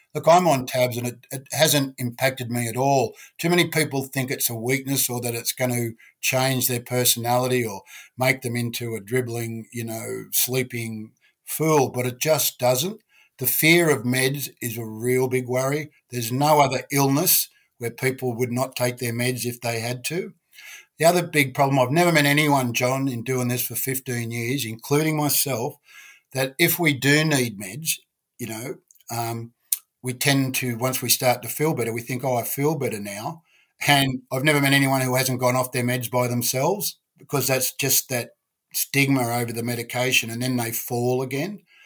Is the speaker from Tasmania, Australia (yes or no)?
no; Sydney, New South Wales, Australia; I was brought up around the Balmain, North Ryde area, brought up fighting